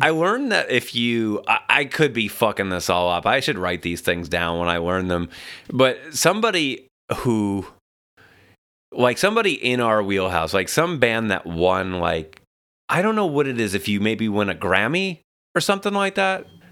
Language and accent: English; New York City, New York, United States; now in Los Angeles, United States; Staten Island, New York.